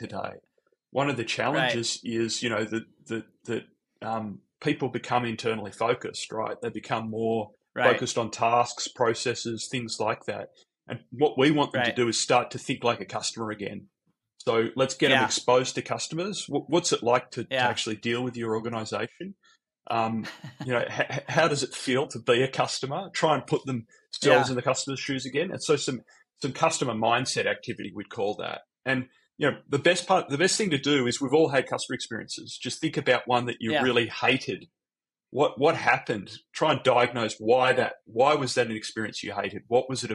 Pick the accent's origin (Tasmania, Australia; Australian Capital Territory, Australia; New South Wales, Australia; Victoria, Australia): New South Wales, Australia; Sydney; accent: Australian; moved away; also born or lived in San Francisco; got the Australian accent. I'm from Sydney originally